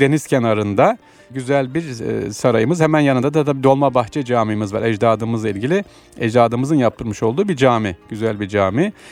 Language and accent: Turkish; Aksaray, Aksaray Province, Turkey; now in Istanbul, Turkey; Ben de Aksaraylıyım.